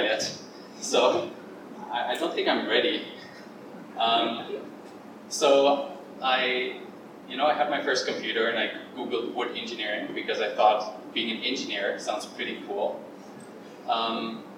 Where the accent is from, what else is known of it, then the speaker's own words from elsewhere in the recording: German Alps, Bavaria, Germany; moved away as an adult; now in Vancouver, Canada; I'm from the German Alps in the very, very south of Germany, and from a village with 60 people.